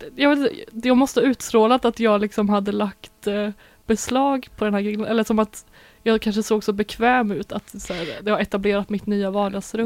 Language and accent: Swedish; Sweden; vi svenskar